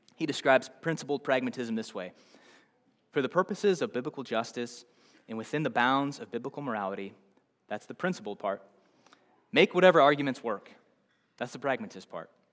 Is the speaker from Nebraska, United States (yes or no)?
yes; Nebraska, United States; I'm from somewhere else. I'm from Nebraska